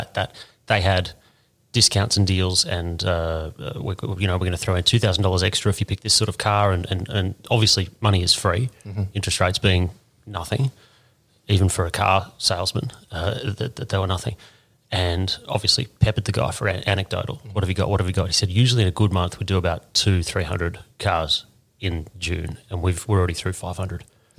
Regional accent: Sydney, New South Wales, Australia; I'm from Sydney, and I'm having a look at this.

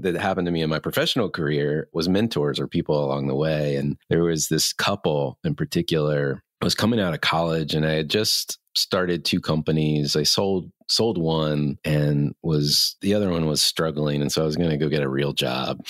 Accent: the South, United States; I grew up in the South

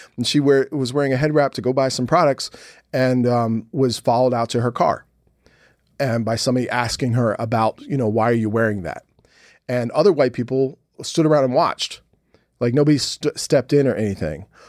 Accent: Philadelphia, Pennsylvania, United States; the guys I grew up with in Philly

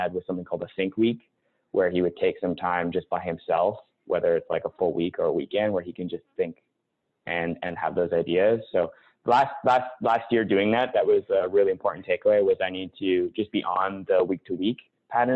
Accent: Winnipeg, Manitoba, Canada; moved away as an adult; also born or lived in Toronto / Vancouver; I grew up in Winnipeg

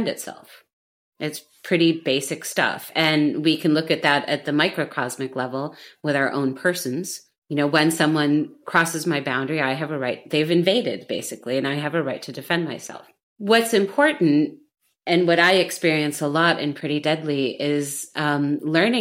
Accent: United States; now in Berlin, Germany; I'm an American Gen X woman living in Berlin

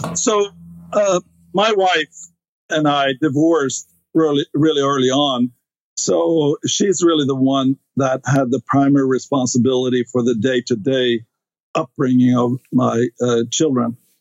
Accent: Stockholm, Stockholm County, Sweden; English is a second language; moved away as an adult; now in United States; I grew up in Sweden, uh, in Stockholm, uh, which is the capital

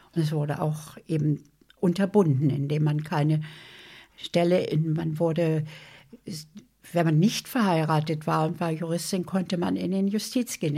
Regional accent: Berlin, Germany; Ich bin in Berlin Langwitz geboren, das ist im Süden von Berlin und Langwitz und wir haben gewohnt in Lichterfelde Ost.

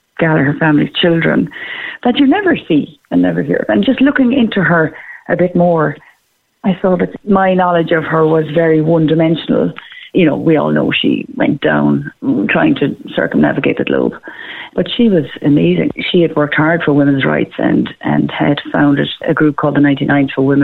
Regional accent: Clonakilty, Munster, Ireland; I'm from Clonakilty originally

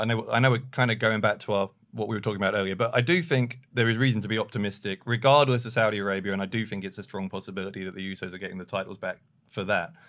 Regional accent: London, United Kingdom; I'm from London

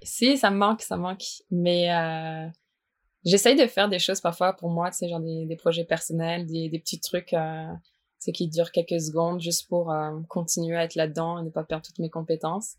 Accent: Strasbourg, Grand Est, France; moved away as an adult; now in Quebec, Canada; je viens de Strasbourg

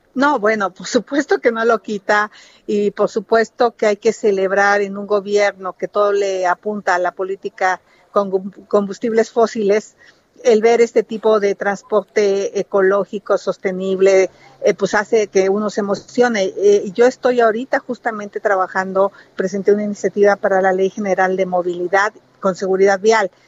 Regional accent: Hidalgo, Mexico; now in Mexico City, Mexico; quiero mucho Hidalgo, nací en Hidalgo, pero tengo más de 40 años de vivir en la Ciudad de México.

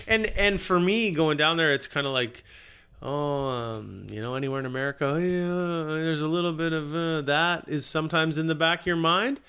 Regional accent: Victoria, British Columbia, Canada; I'm from Victoria

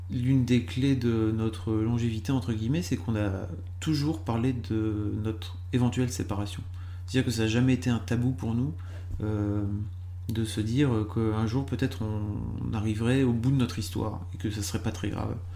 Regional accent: Lille, Hauts-de-France, France; moved away; also born or lived in Paris; Moi, je suis Lillois de base, et en fait, j'ai monté Mademoiselle à Lille.

